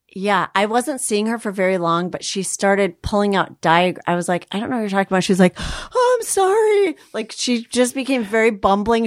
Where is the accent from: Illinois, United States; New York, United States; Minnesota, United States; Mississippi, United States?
Minnesota, United States; I'm Minnesota.